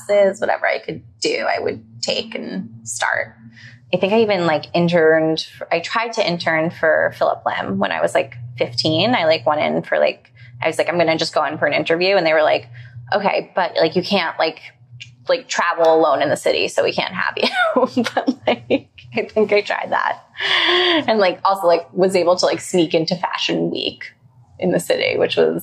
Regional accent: New York City, New York, United States; also born or lived in London; Growing up in New York City was a really good experience

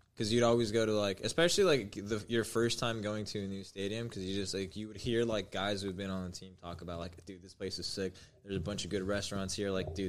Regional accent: Pico Rivera, California, United States; I'm actually from Pico.

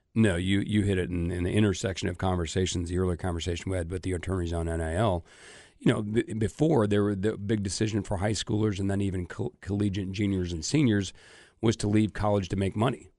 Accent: Omaha, Nebraska, United States; moved away; grew up my entire life in Omaha, going to the College World Series every year.

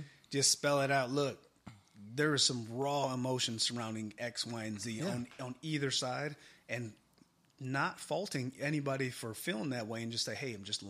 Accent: Michigan, United States; born or raised there

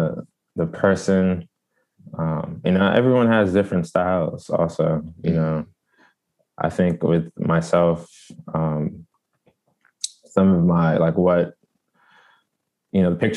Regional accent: Prince George's County, Maryland, United States; also born or lived in Washington, District of Columbia, United States / Pennsylvania; I'm from Prince George's County, Maryland

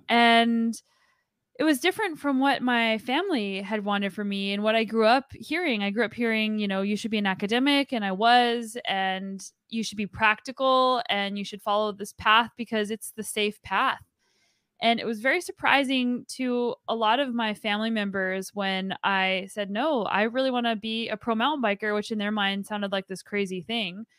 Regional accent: New Mexico, United States; moved away as an adult; now in British Columbia, Canada; originally from New Mexico, but now I get to do all the gnarly riding in British Columbia.

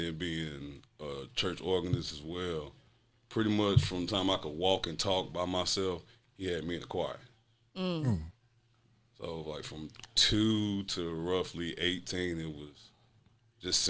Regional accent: Greensboro, North Carolina, United States; born or raised there; also born or lived in Sumter, South Carolina

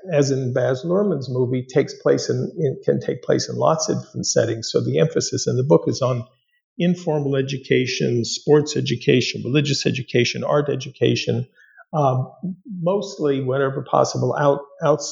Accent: Los Angeles, California, United States; born or raised there; moved away as an adult; also born or lived in East Coast

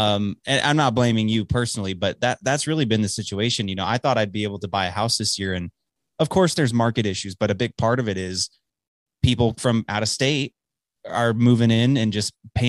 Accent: Dallas, Texas, United States; moved away as an adult; also born or lived in Illinois; now in Amarillo, United States; I grew up in Dallas, born and raised, suburbs of Dallas. So, but I haven't lived there since I was 18. I'm 25, almost 26 now.

